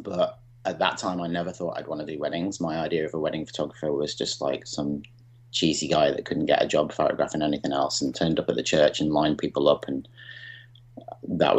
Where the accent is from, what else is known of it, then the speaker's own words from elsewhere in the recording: Chester, North West England, United Kingdom; also born or lived in Birmingham; now in Montreal, Canada; I'm from Chester originally, but lived in Birmingham for 25 years.